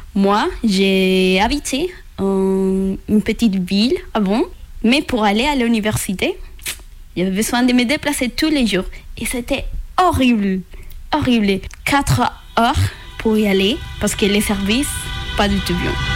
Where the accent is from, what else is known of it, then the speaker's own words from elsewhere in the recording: Venezuela; French is a second language; moved away as an adult; also born or lived in Colombia; now in France; je viens du Venezuela et j'ai 24 ans.